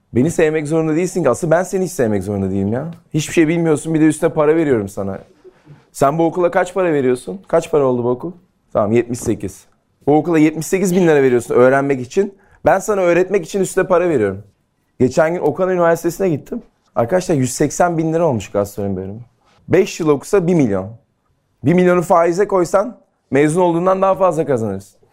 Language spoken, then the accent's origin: Turkish; İzmir, Turkey; Ben Ege'liyim, İzmirliyim